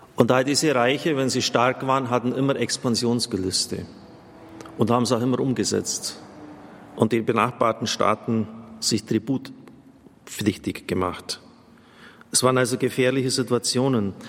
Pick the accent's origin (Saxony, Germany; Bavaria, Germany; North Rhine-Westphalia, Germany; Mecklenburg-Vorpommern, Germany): Bavaria, Germany; near Maria Vesperbild; ich bin in der Nähe von Maria Vesperbild aufgewachsen